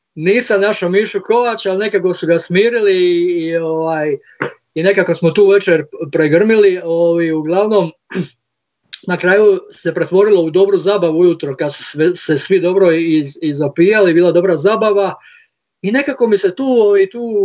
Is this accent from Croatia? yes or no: yes; Split, Split-Dalmatia County, Croatia; Mi ovdje iz Splita